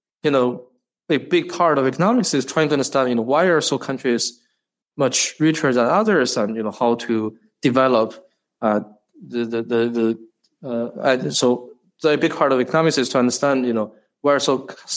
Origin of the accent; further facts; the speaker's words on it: China; moved away as an adult; now in United States; I grew up in China, went to high school, college in China before I came to the U.S.